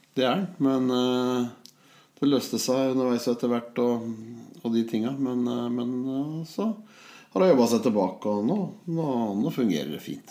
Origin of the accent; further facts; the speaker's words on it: Holmestrand, Vestfold, Norway; moved away; also born or lived in Hamar; Jeg er født og vokst i Holmestrand